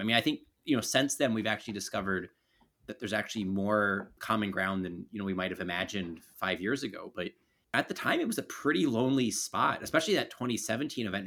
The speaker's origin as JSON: {"language": "English", "town": "Baltimore", "region": "Maryland", "country": "United States", "tie": "born or raised there", "said": "I grew up in Baltimore City."}